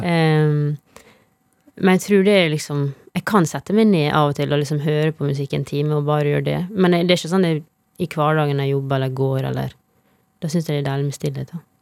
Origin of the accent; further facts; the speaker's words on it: Tennfjord, Møre og Romsdal, Norway; moved away; Det er der jeg vokste opp. Mm, ei lita bygd med to butikker.